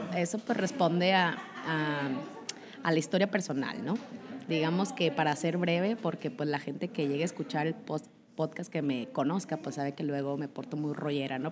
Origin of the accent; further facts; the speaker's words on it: Monterrey, Nuevo León, Mexico; moved away as an adult; now in Chihuahua, Mexico; como regimontana